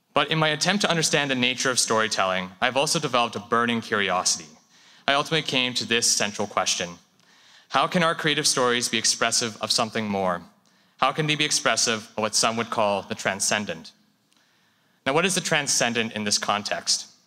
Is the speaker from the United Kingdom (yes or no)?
no; Canada; Japanese Canadian